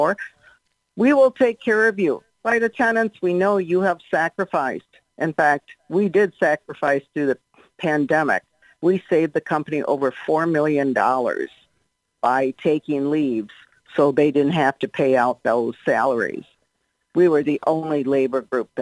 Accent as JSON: {"language": "English", "region": "Minnesota", "country": "United States", "tie": "born or raised there", "moved": "yes", "lives_now": "Florida, United States", "said": "most of them are born and raised in Minnesota, like I was. And even though I live in Florida now"}